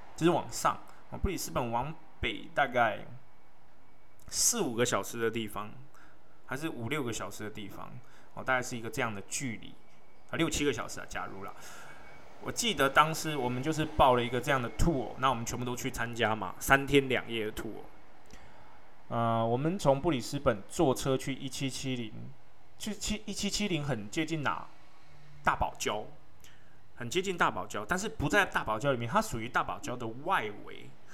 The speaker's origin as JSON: {"language": "Chinese", "country": "Taiwan", "said": "我们台湾人"}